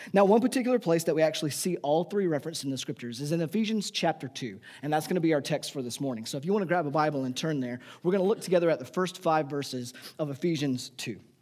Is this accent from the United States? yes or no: yes; United States; we, as the American people, our nation